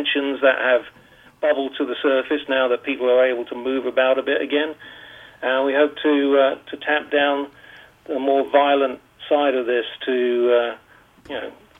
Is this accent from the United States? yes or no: no; Hastings, South East England, United Kingdom; accent: UK accent; now in Bermuda; I was born in Hastings in Sussex in the south.